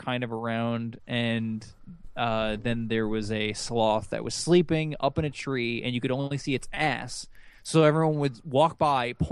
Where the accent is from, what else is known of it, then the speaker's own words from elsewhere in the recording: United States; I am American